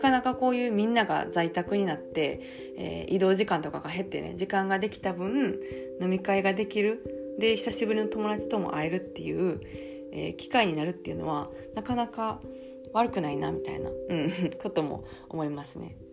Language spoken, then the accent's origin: Japanese; Kansai, Japan; accent: Kansai intonation; moved away as an adult; now in Paris, France; イントネーションでバレてるとは思うんですけど、あの、関西出 身なんですけど、私。